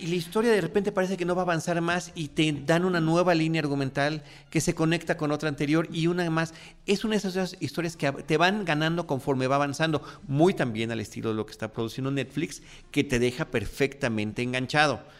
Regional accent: Mexico; como latinos, como mexicanos

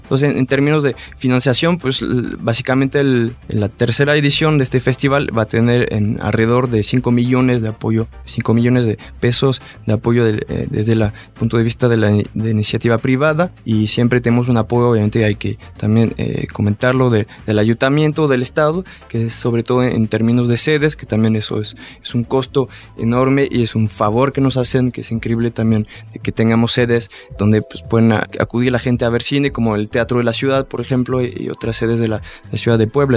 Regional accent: France; now in Mexico; yo soy francés

